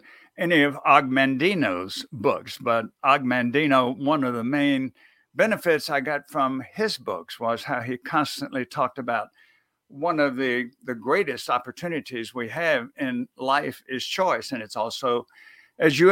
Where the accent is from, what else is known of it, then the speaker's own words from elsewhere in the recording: near New Orleans, Louisiana, United States; I grew up near New Orleans.